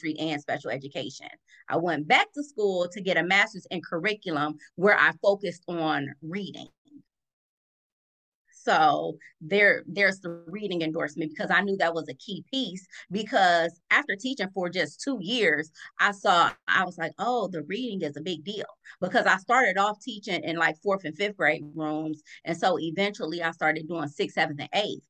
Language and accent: English; Cleveland, Ohio, United States; I'm born and raised in Cleveland